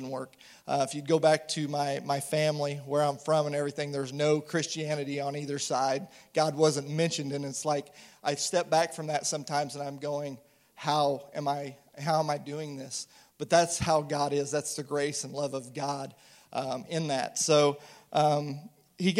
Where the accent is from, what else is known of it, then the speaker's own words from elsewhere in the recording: St. Joseph, Missouri, United States; I'm originally from St. Joe, Missouri